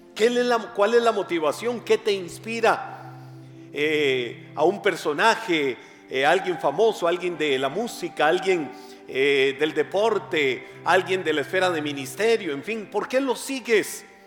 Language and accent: Spanish; Costa Rica; accent: tico; also born or lived in West Texas, United States; no me van a cambiar mi acento tico